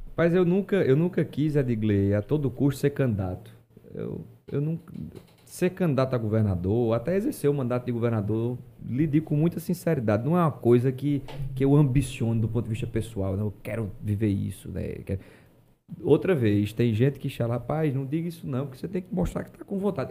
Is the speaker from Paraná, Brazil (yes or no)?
no; Paraíba, Brazil; um Estado onde eu nasci, a minha terra